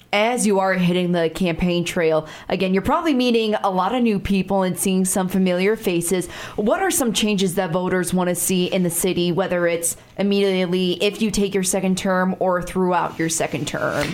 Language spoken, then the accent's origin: English; Chicago, Illinois, United States; now in Sioux Falls, United States; I'm from a bigger city. I'm from Chicago